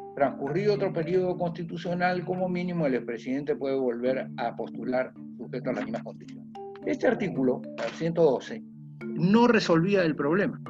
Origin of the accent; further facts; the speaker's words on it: Peru; nosotros habíamos sufrido como peruanos